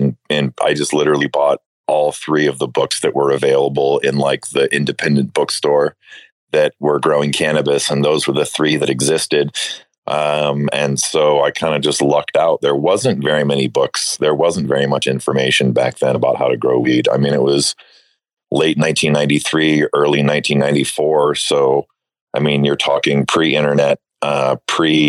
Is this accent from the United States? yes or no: yes; Chicago, Illinois, United States; I grew up in Chicago